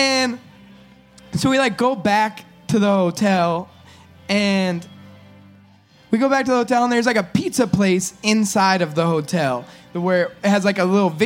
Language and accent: English; California, United States; we're from California